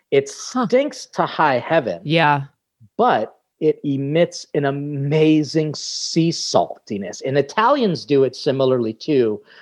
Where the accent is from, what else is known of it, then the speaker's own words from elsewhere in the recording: Philippines; how food was really always present throughout because being Filipino meant that we had fiestas